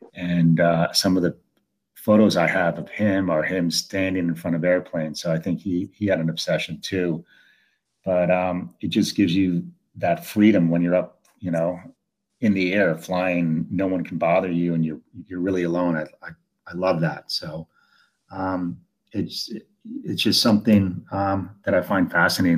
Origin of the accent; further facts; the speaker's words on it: Italy; now in United States; I was born in Italy, but I'm the, I'm in the United States